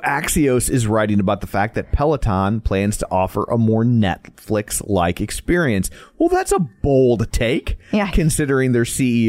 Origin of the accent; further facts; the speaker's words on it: St. Louis, Missouri, United States; we're from St. Louis.